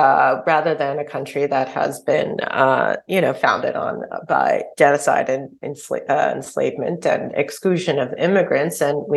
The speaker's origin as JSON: {"language": "English", "region": "California", "country": "United States", "said": "I'm from California."}